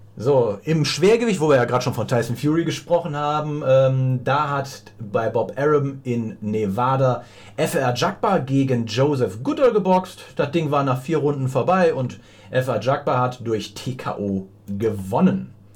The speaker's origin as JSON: {"language": "German", "region": "Rhineland", "country": "Germany", "said": "dass ich aus dem Rheinland komme"}